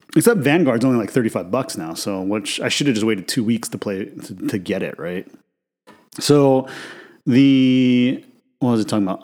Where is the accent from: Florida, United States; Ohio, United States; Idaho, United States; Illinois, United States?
Idaho, United States; I grew up in Idaho, right, which is a mostly white conservative, you know, state